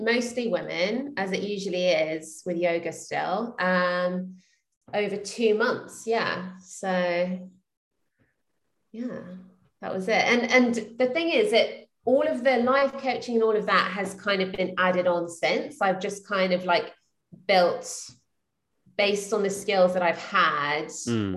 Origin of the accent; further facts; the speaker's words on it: London, United Kingdom; moved away as an adult; now in Austin, United States; I'm from London. So I moved here 3 years ago after I got married